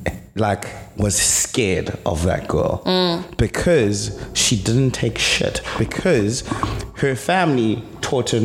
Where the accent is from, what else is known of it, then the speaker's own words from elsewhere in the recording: Durban, KwaZulu-Natal, South Africa; English is a second language; We stayed in Durban North, went to Northlands Primary, which was really, really good